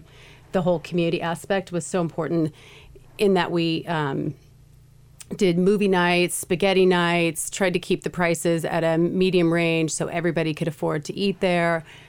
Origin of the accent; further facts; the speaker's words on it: Southern California, United States; moved away as an adult; now in Eagle, Idaho, United States; I grew up in Southern California, and so did Mark.